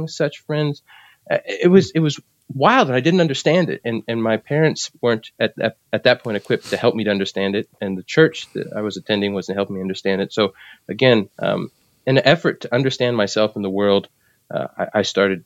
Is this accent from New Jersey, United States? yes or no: yes; New Jersey, United States; also born or lived in South Carolina / Philadelphia / Puerto Rico (ancestry); though I was born in South Carolina, my family moved from there to Philadelphia and then to New Jersey. So I spent most of my life in New Jersey